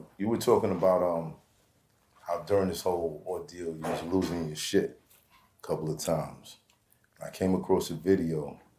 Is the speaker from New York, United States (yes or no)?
yes; New York City, New York, United States; I'm from Brooklyn